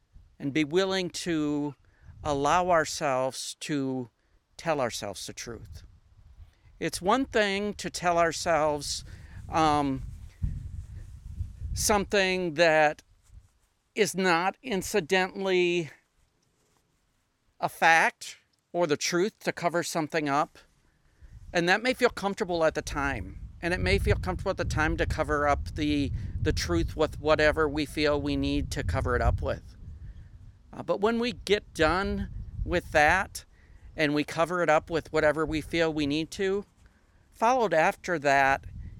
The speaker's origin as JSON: {"language": "English", "area": "Minnesota, Wisconsin area", "region": "Upper Midwest", "country": "United States", "also_born_or_lived": "Southern United States", "moved": "as an adult", "said": "I am originally from the northern part of the United States, Minnesota, Wisconsin area. My accent kind of gives it away, but I've been up down south for most of my adult life."}